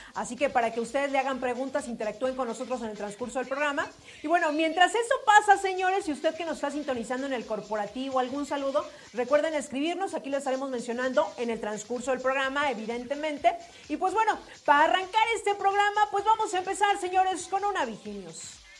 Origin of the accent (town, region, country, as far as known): Mexico